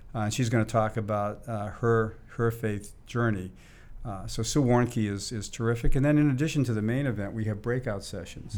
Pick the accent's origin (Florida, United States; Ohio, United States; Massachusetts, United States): Massachusetts, United States; Boston; now in Silicon Valley, United States; I grew up in the in the Boston area